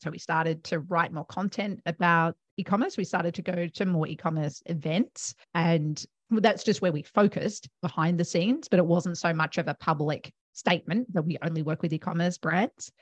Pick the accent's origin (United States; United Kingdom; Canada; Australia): Australia; Melbourne, Victoria; moved away as an adult; now in Gold Coast, Australia; I am originally from Melbourne